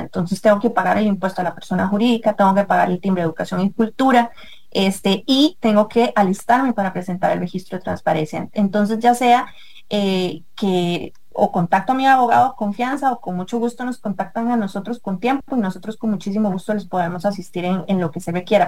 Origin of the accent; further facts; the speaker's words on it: Costa Rica; muchos ticos en Costa Rica que dejamos todos para el final